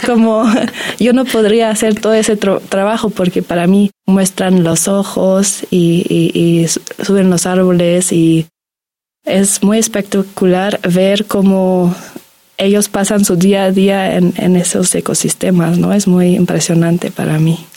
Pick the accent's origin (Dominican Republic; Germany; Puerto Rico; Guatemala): Germany; Spanish is a second language; moved away as an adult; now in Mexico; yo nací en Alemania y vengo acá y tengo la oportunidad de aprender la lengua, la cultura